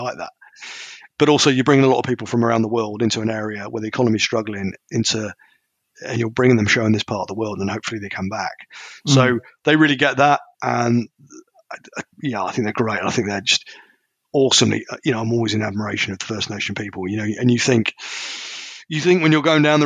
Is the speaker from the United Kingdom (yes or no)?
yes; United Kingdom; I'm a Brit